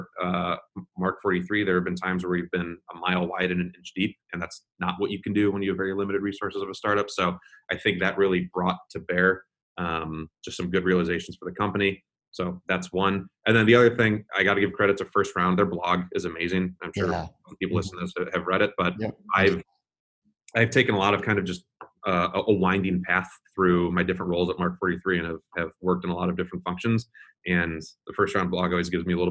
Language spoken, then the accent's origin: English; Chicago, Illinois, United States; moved away; I'm a Chicagoan at heart. My family's back there and a lot of my really good friends are back there.